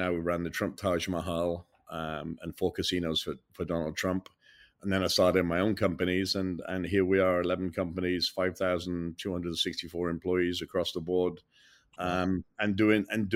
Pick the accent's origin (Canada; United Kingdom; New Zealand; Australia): United Kingdom; England; moved away as an adult; now in United States; an English guy that came to America, became a citizen 16, 17, almost 18 years ago